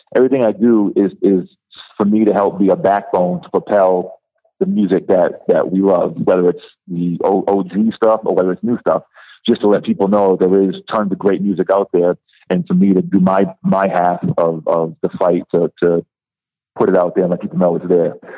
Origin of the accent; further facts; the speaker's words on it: Rhode Island, United States; moved away; also born or lived in New York; I'm originally from Rhode Island